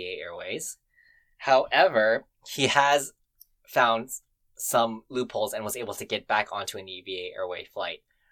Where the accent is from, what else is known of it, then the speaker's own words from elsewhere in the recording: Vancouver, British Columbia, Canada; Me growing up in Vancouver of Western culture